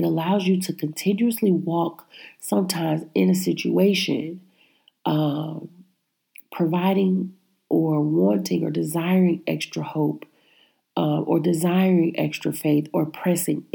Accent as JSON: {"language": "English", "region": "Midwest", "country": "United States", "tie": "born or raised there", "said": "I was born in the Midwest"}